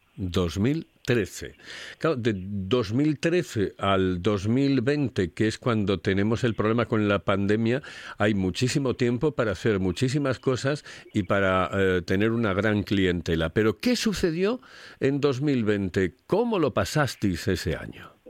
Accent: Asturias, Spain; somos muchísimos los asturianos que nos vamos directamente hacia Castilla

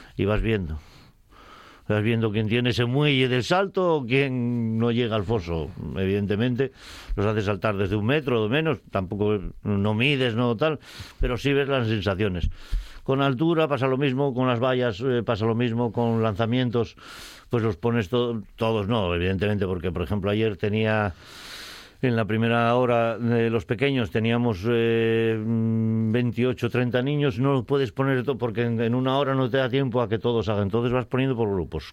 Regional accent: Spain; tengo veintipico críos en grado también en mi pueblo natal

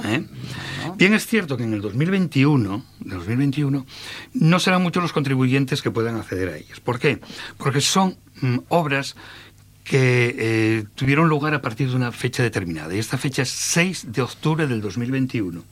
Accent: Salas, Asturias, Spain; yo soy de Salas y llevo trabajando en Salas 38 años

